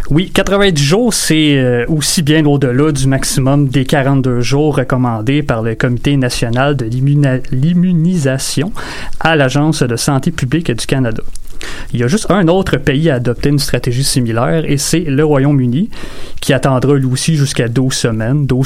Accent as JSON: {"language": "French", "country": "France", "accent": "French", "said": "pardonnez euh, mon accent français, suis"}